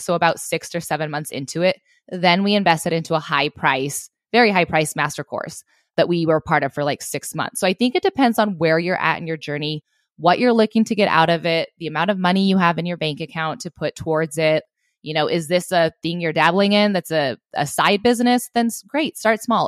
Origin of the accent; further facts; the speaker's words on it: Southwest Montana, United States; I grew up in Southwest Montana